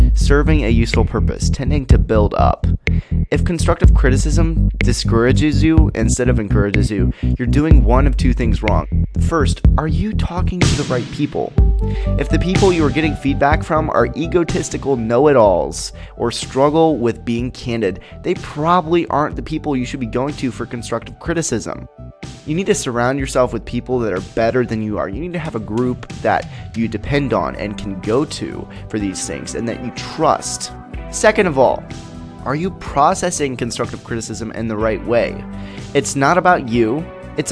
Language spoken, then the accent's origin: English; Peoria, Illinois, United States; I'm a filmmaker from Peoria, Illinois